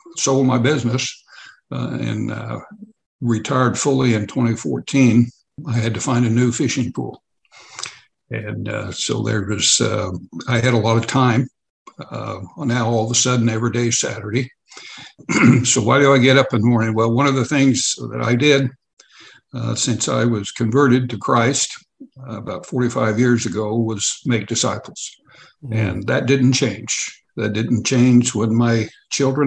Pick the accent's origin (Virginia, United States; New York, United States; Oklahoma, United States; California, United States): Oklahoma, United States; Oklahoma City; moved away as an adult; also born or lived in Southeast Kansas; I went to most of my school years was in Oklahoma City